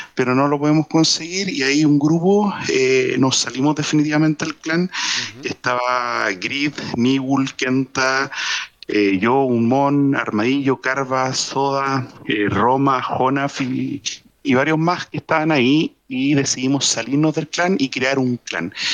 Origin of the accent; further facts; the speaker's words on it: Chile; Yo soy marino, soy marino chileno